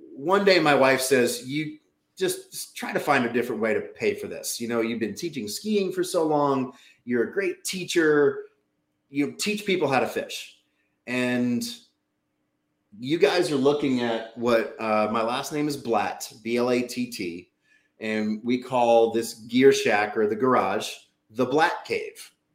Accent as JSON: {"language": "English", "town": "New Orleans", "region": "Louisiana", "country": "United States", "tie": "born or raised there", "also_born_or_lived": "Utah", "moved": "yes", "lives_now": "New England, United States", "said": "I grew up in New Orleans, Louisiana"}